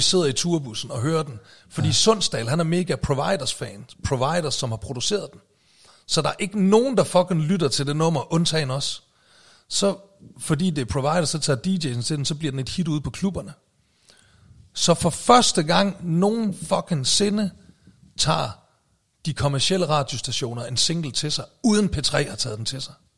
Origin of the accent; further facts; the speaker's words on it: Aalborg, North Denmark Region, Denmark; moved away as an adult; den gamle nordjyde her